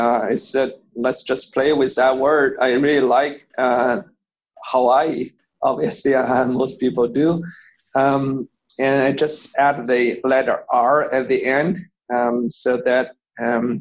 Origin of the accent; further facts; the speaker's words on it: Beijing, China; English is a second language; moved away as an adult; now in United States; So so I grew up in Beijing. I went to college in Beijing.